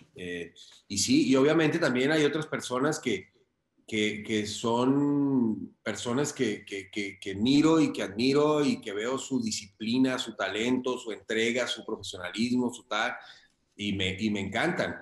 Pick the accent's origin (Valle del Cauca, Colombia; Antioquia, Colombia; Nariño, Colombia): Valle del Cauca, Colombia; Cali; moved away as an adult; also born or lived in Popayán / Bogotá; soy colombiano, nací en una ciudad muy pequeña que se llama Popayán y me crié en Cali